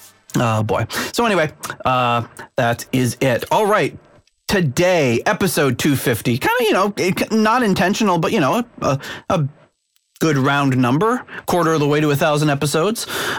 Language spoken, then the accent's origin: English; New England, United States; with us growing up in New England